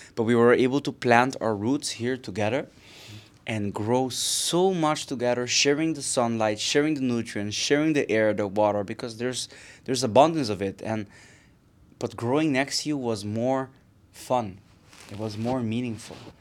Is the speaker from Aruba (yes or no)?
yes; Aruba; moved away as an adult; also born or lived in Netherlands; now in Barcelona, Spain; I am originally from Aruba, it's tiny, uh, tiny, beautiful island in the Caribbean. This is where I, I grew